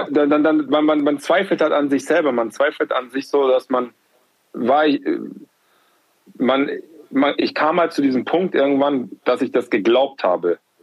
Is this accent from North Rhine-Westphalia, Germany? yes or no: no; Munich, Bavaria, Germany; moved away as an adult; also born or lived in Berlin / Frankfurt / Würzburg; ich bin ja in Giesing auf, aufgewachsen